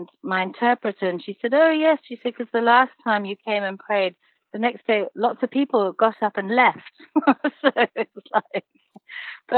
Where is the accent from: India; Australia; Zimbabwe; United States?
Zimbabwe; moved away; I was born and raised in Zimbabwe, and the gentleman who raised me as a child was actually a witch doctor